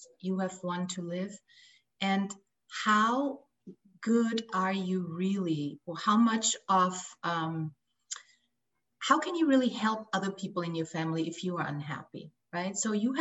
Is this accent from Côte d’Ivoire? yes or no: no; Austria; moved away as an adult; also born or lived in Los Angeles, United States; I left my home country of Austria to come to Los Angeles and get married